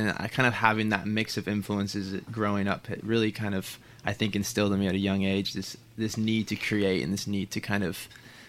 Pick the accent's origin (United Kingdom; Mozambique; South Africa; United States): United States; Portland, Oregon; born or raised there